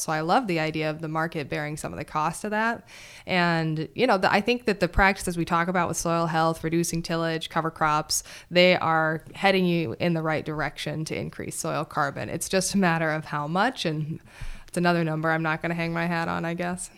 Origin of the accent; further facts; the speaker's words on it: Montana, United States; moved away as an adult; also born or lived in Madison, Wisconsin; I grew up back in Montana